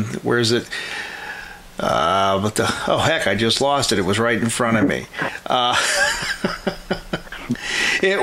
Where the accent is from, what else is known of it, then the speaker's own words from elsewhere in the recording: Pittsburgh, Pennsylvania, United States; I'm from the Pittsburgh area